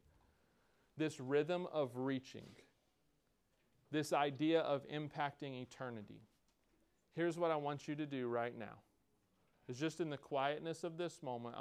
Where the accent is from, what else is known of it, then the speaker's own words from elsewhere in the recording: United States; as American Christians